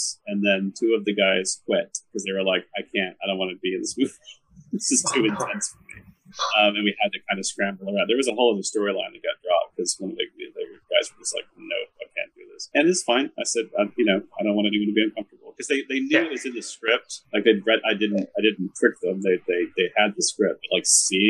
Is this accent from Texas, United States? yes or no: yes; Texas, United States; moved away as an adult; also born or lived in Dallas; now in Portland, United States; I am a Texan.